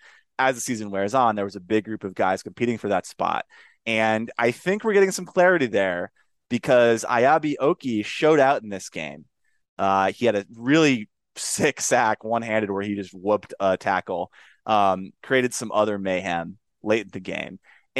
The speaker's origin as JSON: {"language": "English", "town": "Laramie", "region": "Wyoming", "country": "United States", "tie": "born or raised there", "said": "I grew up in Laramie. Longtime listeners of the show will know that my affection for Josh Allen stems from covering him, you know, in my hometown, Laramie, Wyoming. And I've been around that campus my whole life"}